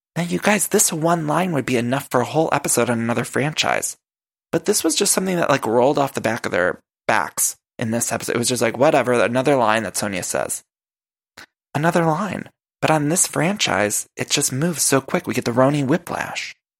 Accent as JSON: {"language": "English", "region": "Midwest", "country": "United States", "also_born_or_lived": "California", "moved": "yes", "lives_now": "Los Angeles, United States", "said": "I'm from the Midwest"}